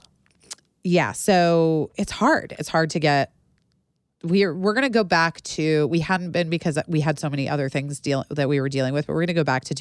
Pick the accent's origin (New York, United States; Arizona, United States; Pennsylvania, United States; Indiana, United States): Arizona, United States; I am from Arizona